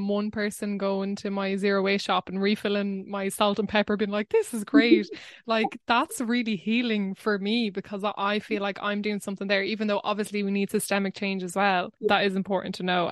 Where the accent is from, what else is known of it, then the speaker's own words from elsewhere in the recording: Wexford, Leinster, Ireland; I grew up in Wexford, but I was very close to this place called Greig na Mana